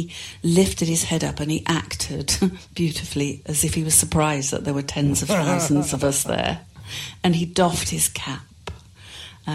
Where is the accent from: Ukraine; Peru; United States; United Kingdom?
United Kingdom; Cardiff, Wales; moved away; also born or lived in Halifax, Yorkshire; we moved from Halifax to Cardiff, and that's where I grew up